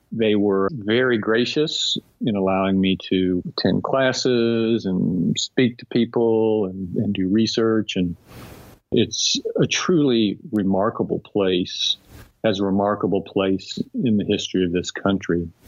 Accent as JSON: {"language": "English", "region": "Texas", "country": "United States", "tie": "born or raised there", "said": "I grew up in Texas. I'm a fourth generation Texan."}